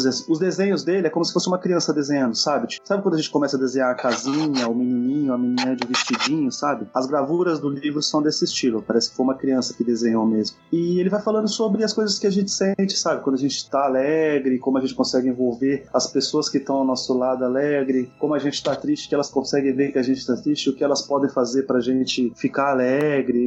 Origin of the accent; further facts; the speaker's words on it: Brazil; como brasileiro, como criança da época